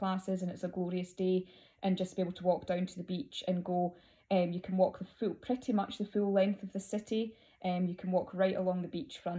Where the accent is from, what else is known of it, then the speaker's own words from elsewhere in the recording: Scotland, United Kingdom; I am Scottish